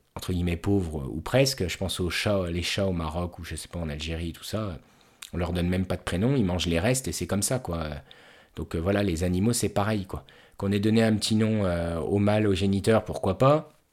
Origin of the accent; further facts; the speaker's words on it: Haute-Marne, Grand Est, France; je suis originaire de Haute-Marne